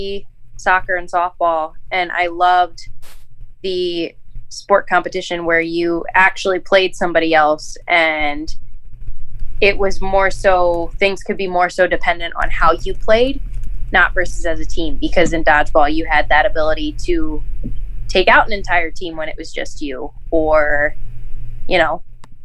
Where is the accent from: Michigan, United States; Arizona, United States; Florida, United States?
Michigan, United States; I'm from Michigan.